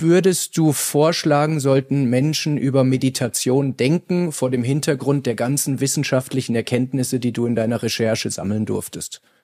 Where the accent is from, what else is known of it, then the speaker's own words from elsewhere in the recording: Bavaria, Germany; wie es bei uns in Bayern heißt